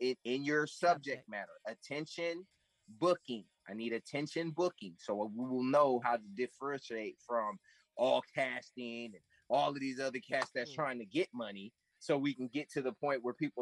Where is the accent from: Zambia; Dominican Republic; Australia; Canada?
Dominican Republic; that I'm black, I'm Dominican, and I am Chato Indian.